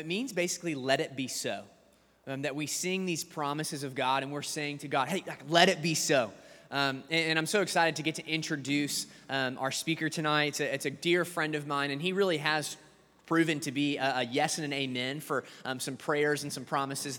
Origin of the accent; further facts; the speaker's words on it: Atlanta, Georgia, United States; now in Denton, United States; But I moved to Denton from Atlanta, Georgia. I went to the University of Georgia to attend.